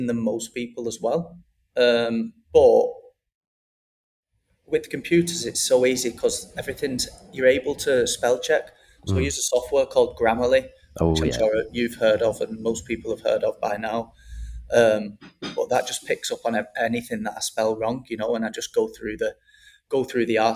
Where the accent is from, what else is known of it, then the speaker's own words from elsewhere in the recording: Wigan, North West England, United Kingdom; moved away as an adult; also born or lived in Manchester / London / Australia; now in Mexico; my hometown Wigan